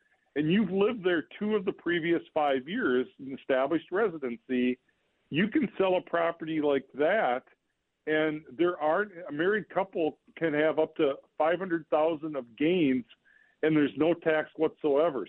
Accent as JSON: {"language": "English", "town": "Olivia", "region": "Minnesota", "country": "United States", "tie": "born or raised there", "said": "I grew up in Olivia, Minnesota, farm country"}